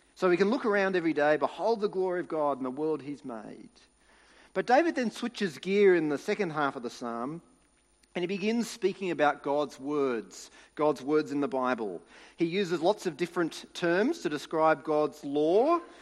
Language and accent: English; New South Wales, Australia; moved away; I grew up in New South Wales